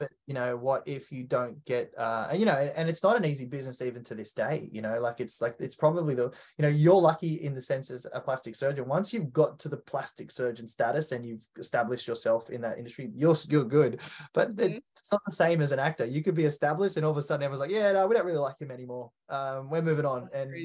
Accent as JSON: {"language": "English", "country": "Australia", "said": "how I became an Australian"}